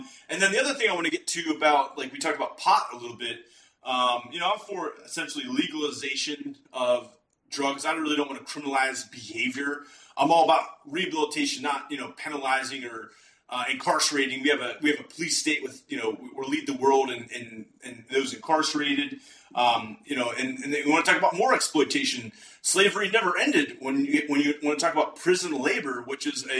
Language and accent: English; Western Pennsylvania, United States; I'm from Western Pennsylvania